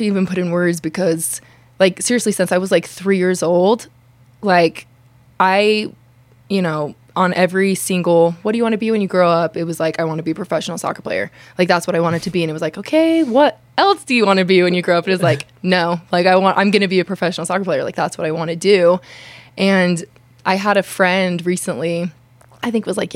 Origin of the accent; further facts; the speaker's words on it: Kaysville, Utah, United States; growing up in Kaysville, Utah